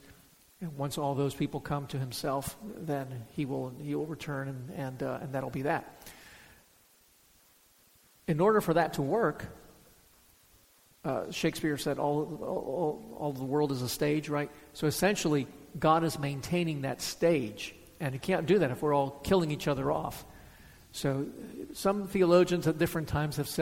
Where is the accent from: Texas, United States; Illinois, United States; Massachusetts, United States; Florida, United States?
Florida, United States; Miami; I grew up in Miami. I mean, come on. Did high school in Miami